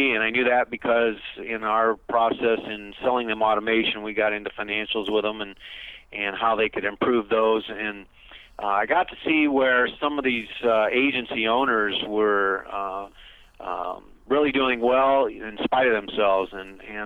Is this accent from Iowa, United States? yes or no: yes; Iowa, United States; now in Gilbert, United States; I'm originally from the Midwest, born and raised in Iowa